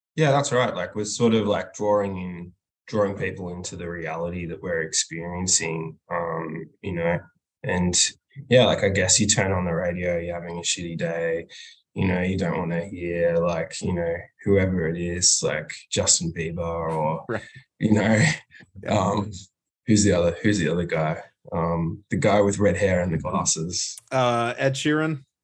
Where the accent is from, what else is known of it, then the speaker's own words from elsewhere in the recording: Melbourne, Victoria, Australia; We're from Melbourne, Australia